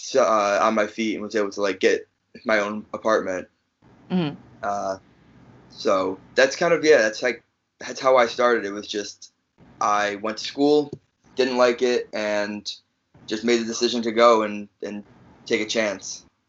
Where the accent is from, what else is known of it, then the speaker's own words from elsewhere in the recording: Chicago, Illinois, United States; also born or lived in New Jersey; I'm from fr- from Chicago, but I was originally born in New Jersey. I was born in New Jersey